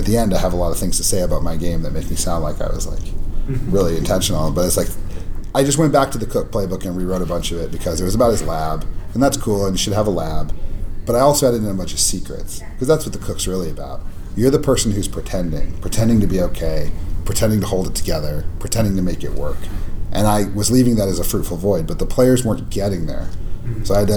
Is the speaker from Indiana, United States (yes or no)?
no; Albuquerque, New Mexico, United States; my hometown